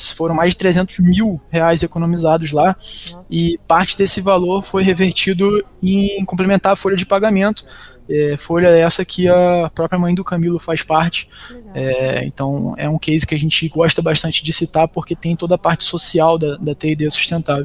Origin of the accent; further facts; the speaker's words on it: Macaé, Rio de Janeiro, Brazil; also born or lived in Belém, Pará, Brazil; sou natural de Belém do Pará, inclusive. Vim para cá, para Macaé, onde fica a nossa matriz, com 4 anos de idade